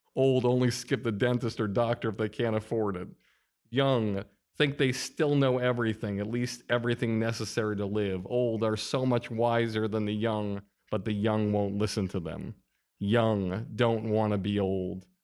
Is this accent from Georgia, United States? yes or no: no; Longmeadow, Massachusetts, United States; I'm from Long Meadow, Massachusetts